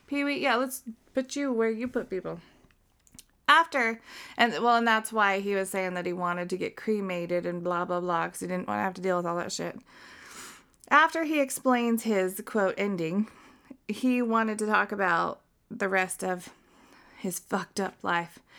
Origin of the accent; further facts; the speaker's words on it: Utah, United States; we are not Mormons. We are from Utah.